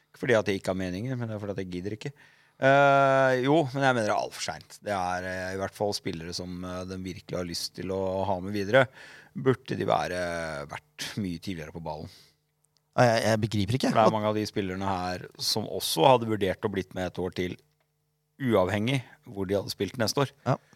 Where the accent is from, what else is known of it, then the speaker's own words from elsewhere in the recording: Trondheim, Trøndelag, Norway; now in Sandefjord, Norway; Jeg kommer helt fra Trondheim.